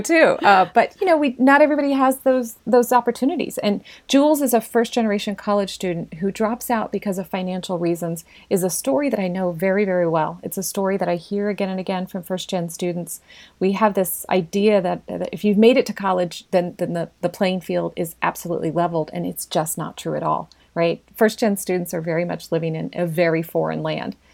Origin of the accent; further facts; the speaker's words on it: Hannibal, Missouri, United States; I was raised in Hannibal, born there